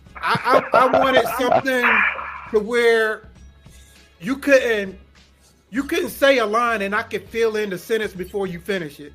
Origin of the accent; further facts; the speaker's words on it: Kinston, North Carolina, United States; I'm originally from Kinston, North Carolina